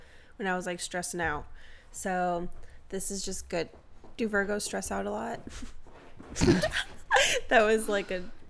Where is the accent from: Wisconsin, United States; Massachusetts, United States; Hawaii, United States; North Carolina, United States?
Wisconsin, United States; southeastern; moved away; also born or lived in Milwaukee, Wisconsin; My hometown, small town in southeastern Wisconsin, but it's fucking pretty.